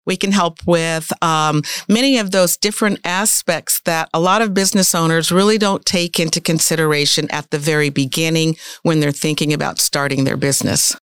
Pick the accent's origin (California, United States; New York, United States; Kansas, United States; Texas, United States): Kansas, United States; Topeka; also born or lived in Abu Dhabi / Dubai / Slovenia / Hungary; now in Manhattan, Kansas, United States; I'm originally from Topeka, Kansas, and I've been gone for over forty-plus years.